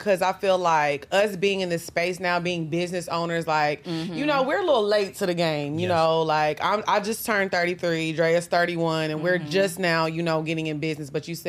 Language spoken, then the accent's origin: English; Orange, Texas, United States; I'm from Orange, Texas, so I'm super country. Like, I'm on the border of Louisiana and Texas, so it's like, I love everything country